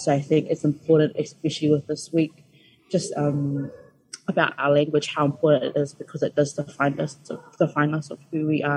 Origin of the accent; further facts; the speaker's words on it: Christchurch, Canterbury, New Zealand; I was born and raised in Christchurch in New Zealand